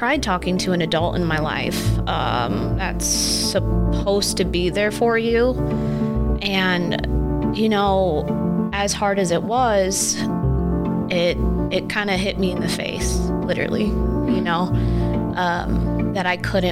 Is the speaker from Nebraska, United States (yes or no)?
yes; Nebraska, United States; also born or lived in Florida; I moved to Nebraska in 1997 with my mom.